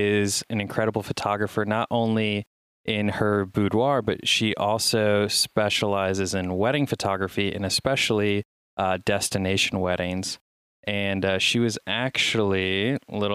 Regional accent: United States; I'm American

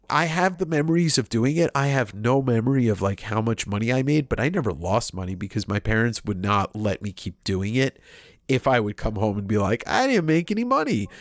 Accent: Deer Park, New York, United States; where I grew up in a town called Deer Park on Long Island.

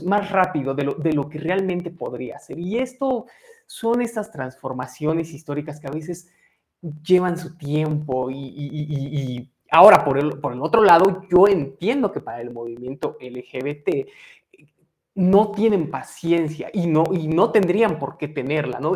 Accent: Mexico; qué nos identifica como mexicanos

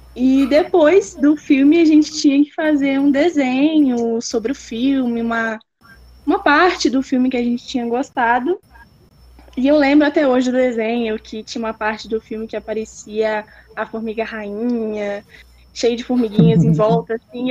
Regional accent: Pedra Azul, Espírito Santo, Brazil; moved away as an adult; now in Viçosa, Brazil; Eu sou de Pedra Azul, no Espírito Santo.

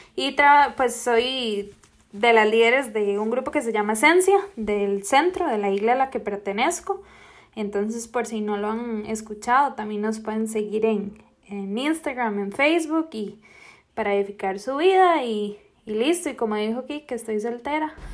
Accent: Costa Rica; Soy de Costa Rica

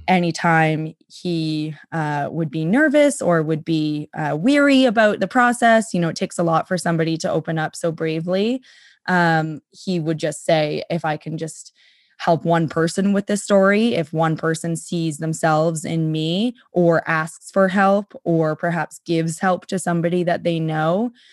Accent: Winnipeg, Manitoba, Canada; also born or lived in Vancouver; And I grew up in Vancouver and then in Winnipeg.

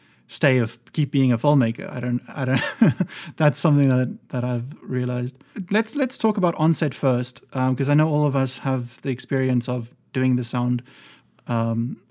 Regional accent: Bloemfontein, Free State, South Africa; moved away; I'm from Bloemfontein

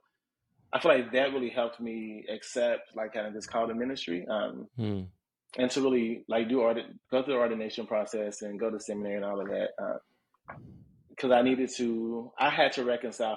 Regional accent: Indianapolis, Indiana, United States; also born or lived in West Coast; now in Chicago, United States; I'm from Indianapolis

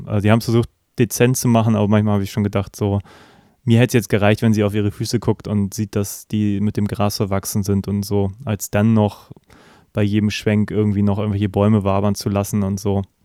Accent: Germany; als Deutscher

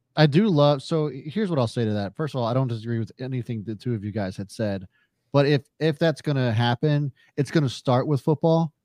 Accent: Carroll County, Maryland, United States; people think that I'm from the South because I was born and raised in Carroll County, and we're a bit hickish out here

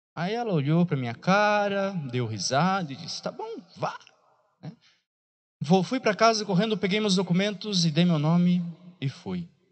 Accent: Piraí do Sul, Paraná, Brazil; sou da cidade de Piraí do Sul, lá do fundo de Piraí do Sul, de uma, de um bairro chamado Bairro da Ressaca.

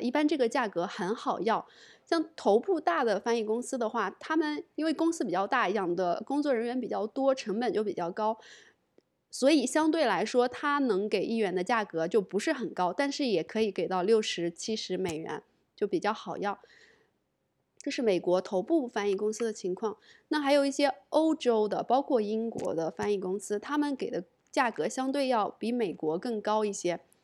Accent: China; 我是中国人，做中译英的

